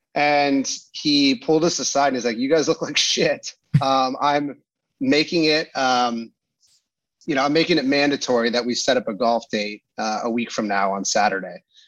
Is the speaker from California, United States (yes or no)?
yes; Pasadena, California, United States; I grew up in Pasadena, California